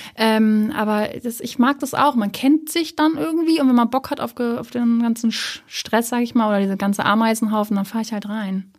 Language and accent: German; Hamburg, Germany; ich komme ja auch aus Hamburg